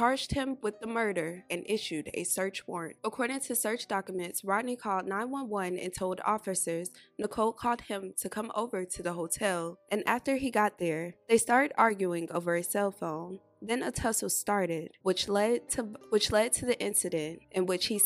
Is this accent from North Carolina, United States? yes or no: yes; North Carolina, United States; moved away; I am from North Carolina as well, so anytime I see stories from back at home, it touched me in a different way.